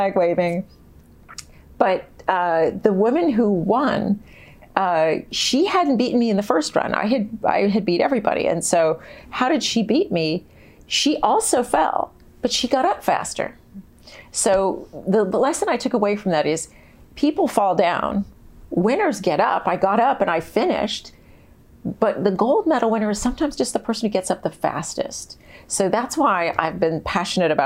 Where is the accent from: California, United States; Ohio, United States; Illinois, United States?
California, United States; San Diego; moved away; I grew up in San Diego where there's no snow